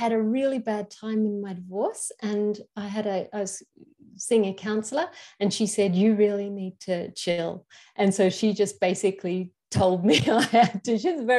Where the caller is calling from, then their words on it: Queensland, Australia; I'm calling from Aboriginal land, and that this particular country is called Gubbi Gubbi country.